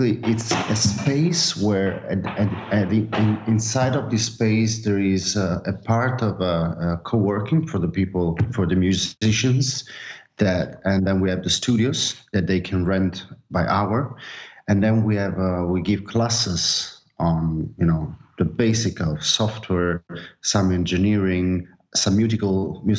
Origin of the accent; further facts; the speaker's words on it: Naples, Campania, Italy; now in Barcelona, Spain; I'm from Napoli